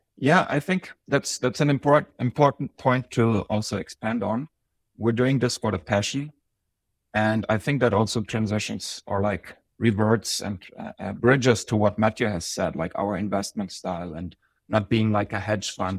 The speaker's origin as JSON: {"language": "English", "country": "Germany", "tie": "born or raised there", "also_born_or_lived": "Bosnia", "moved": "as an adult", "lives_now": "Zurich, Switzerland", "said": "it was twenty fourteen when I moved here from Germany. That's where I lived most of my life. Uh, originally I was born in the Balkans in Bosnia, but now I'm in Switzerland."}